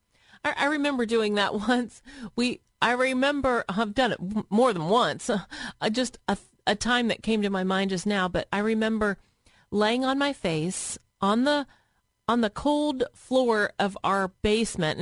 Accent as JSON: {"language": "English", "region": "Tennessee", "country": "United States", "tie": "born or raised there", "moved": "as an adult", "lives_now": "Columbus, United States", "said": "I was a Southern girl. I grew up in Tennessee where it's warm and there's mountains"}